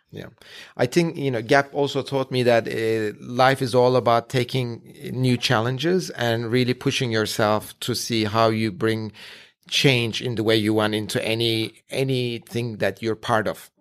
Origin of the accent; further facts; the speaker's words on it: Ankara, Turkey; moved away; I was born and raised in Ankara in Turkey